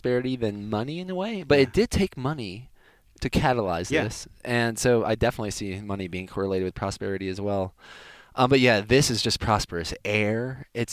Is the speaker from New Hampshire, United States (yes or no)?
no; Georgia, United States; moved away as an adult; also born or lived in Miami, Florida / Encinitas, California; I was born in Miami. I went from kindergarten to college. I was mostly in Georgia.